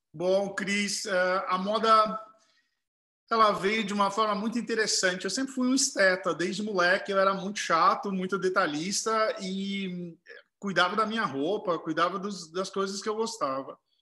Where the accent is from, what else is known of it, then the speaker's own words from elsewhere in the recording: Herculândia, São Paulo, Brazil; moved away as an adult; also born or lived in Tupã; Herculândia, onde eu nasci